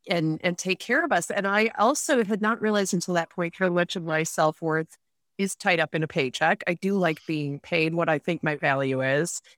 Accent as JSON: {"language": "English", "town": "Rochester", "region": "New York", "country": "United States", "tie": "born or raised there", "also_born_or_lived": "Vienna / Munich", "moved": "as an adult", "said": "I started off from a really young age growing up in Rochester, New York"}